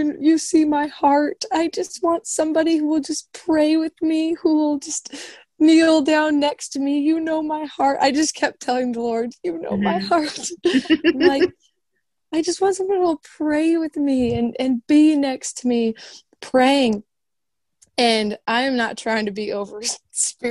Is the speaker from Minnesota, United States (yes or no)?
yes; Minnesota, United States; moved away; also born or lived in Indiana; I'm from Minnesota